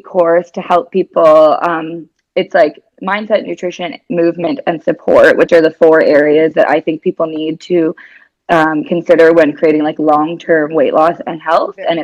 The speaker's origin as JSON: {"language": "English", "country": "Canada", "also_born_or_lived": "California / Dubai / Spain / New Zealand", "moved": "as an adult", "lives_now": "Australia", "said": "I'm Canadian. I've lived in like California, Dubai, Spain, New Zealand. Now I'm living in Australia."}